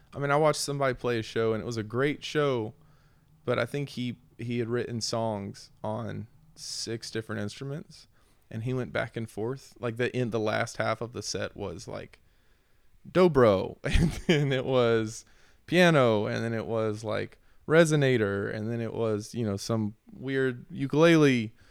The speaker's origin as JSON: {"language": "English", "town": "Glen Alpine", "region": "North Carolina", "country": "United States", "tie": "born or raised there", "also_born_or_lived": "Houston, Texas", "moved": "yes", "said": "growing up in Western North Carolina"}